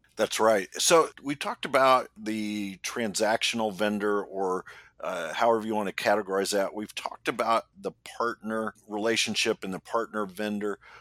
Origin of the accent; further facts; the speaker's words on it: Indianapolis, Indiana, United States; I'm from Indianapolis, and one of the largest employers in our city is Eli Lilly